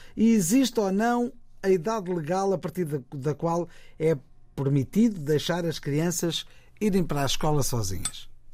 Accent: São Tomé & Príncipe; now in Portugal; sou natural de São Tomé e Príncipe

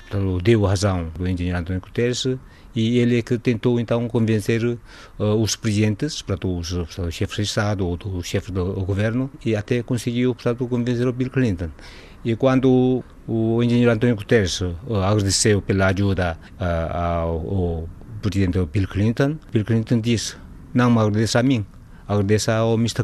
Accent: South Korea; Portuguese is a second language; moved away as an adult; now in Lisbon, Portugal; Estou cá já há 32 anos e vim da Coreia do Sul

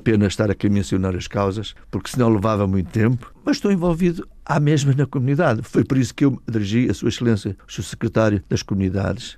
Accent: Portugal; born or raised there; now in Massachusetts, United States

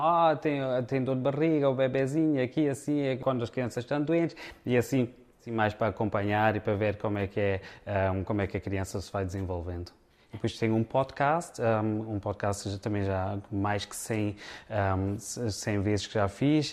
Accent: Frankfurt, Hesse, Germany; accent: Alentejan; also born or lived in Beja, Portugal; nasci cá na Alemanha, em Frankfurt.

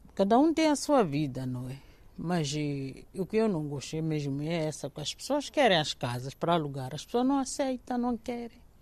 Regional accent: Maputo, Mozambique; moved away as an adult; now in Portugal; se eu nasci em Maputo

